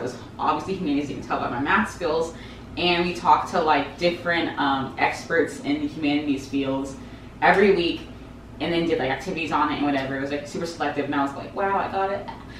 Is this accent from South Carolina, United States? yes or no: no; Jacksonville, Florida, United States; also born or lived in Los Angeles; I am from Jacksonville, Florida, which is like the biggest small city ever.